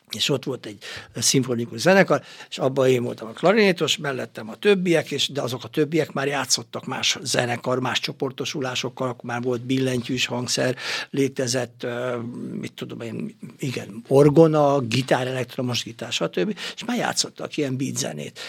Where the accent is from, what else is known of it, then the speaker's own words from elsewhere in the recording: Gyöngyös, Heves, Hungary; ez gyöngyösön történt a szülővárosomban